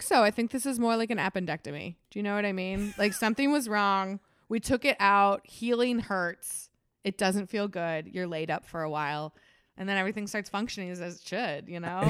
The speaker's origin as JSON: {"language": "English", "town": "Plainfield", "region": "Illinois", "country": "United States", "said": "I'm from Plainfield"}